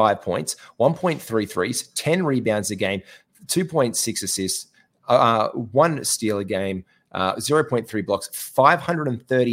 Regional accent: Australia; we're all Australian podcasters

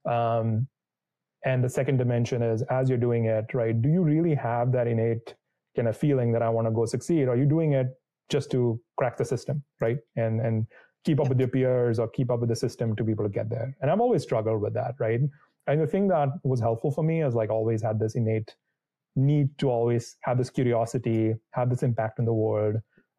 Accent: India; moved away; So I grew up in India. I was born and raised there.

